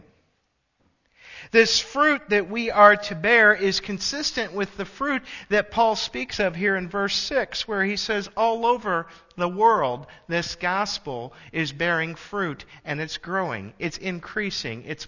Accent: Illinois, United States; also born or lived in Michigan; I moved from Michigan back home to Illinois

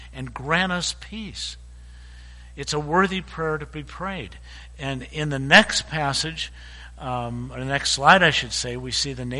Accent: Chicago, Illinois, United States; I was born in Chicago.

